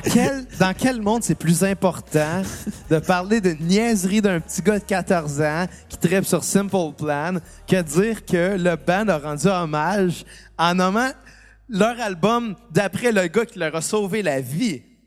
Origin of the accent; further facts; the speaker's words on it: Saint-Rémy, Quebec, Canada; accent: Saint-Rémy; Avec mon accent de Saint-Rémy